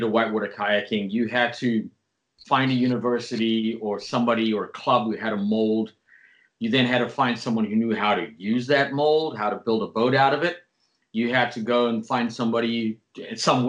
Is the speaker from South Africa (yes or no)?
yes; South Africa; where I grew up in South Africa